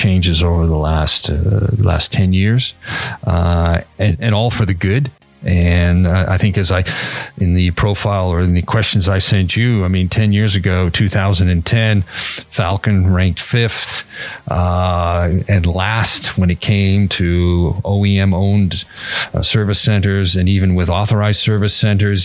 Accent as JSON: {"language": "English", "country": "Canada", "also_born_or_lived": "Toronto / Montreal", "said": "I'm Canadian, so from Toronto and Montreal"}